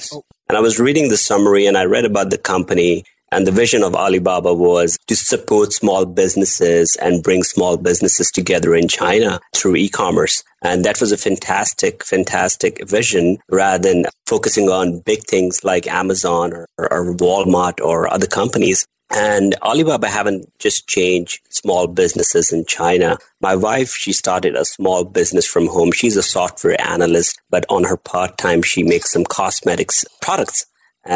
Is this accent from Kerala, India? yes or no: no; Delhi, India; I'm born and raised in India, Delhi